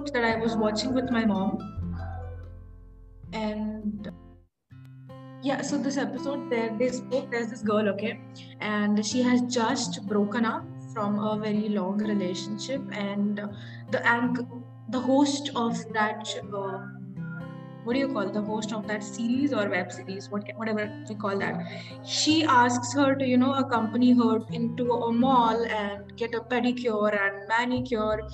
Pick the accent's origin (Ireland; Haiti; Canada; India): India; Mumbai, Maharashtra; moved away as an adult; I am also from Mumbai, but currently because of various reasons I have been shifting all over the India